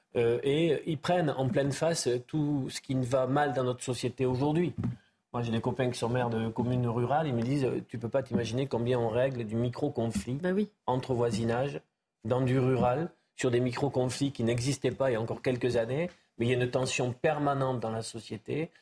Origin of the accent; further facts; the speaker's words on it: Béarn, Nouvelle-Aquitaine, France; chez moi en Béarn